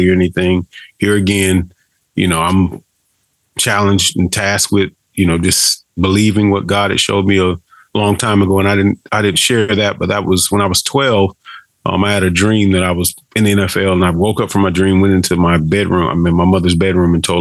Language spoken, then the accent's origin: English; Daytona Beach, Florida, United States; moved away as an adult; also born or lived in Alva, Oklahoma; I'm born and raised in Daytona Beach, Florida. I'm a Florida boy